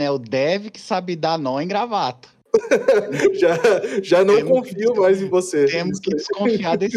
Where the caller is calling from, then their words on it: Canada; falo aqui do Canadá.